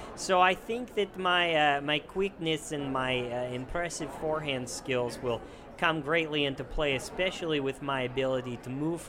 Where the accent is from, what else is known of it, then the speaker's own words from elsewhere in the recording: Serbia; Being in the bowling alleys as a kid when I come from Serbia, it was a nice treat to play the little arcade games